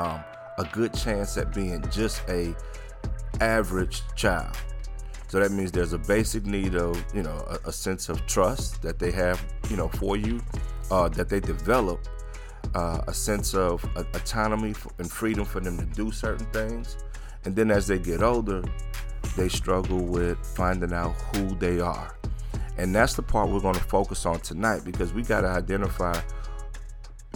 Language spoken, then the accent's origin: English; New Orleans, Louisiana, United States; my friends that I grew up with in New Orleans